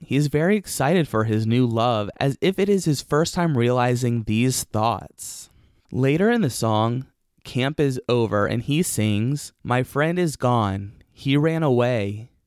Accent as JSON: {"language": "English", "region": "Oregon", "country": "United States", "tie": "born or raised there", "said": "Oregon, my home state"}